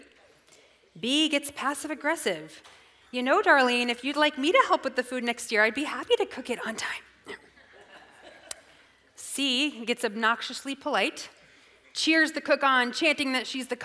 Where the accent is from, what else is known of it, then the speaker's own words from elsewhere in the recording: the South, United States; I'm from the South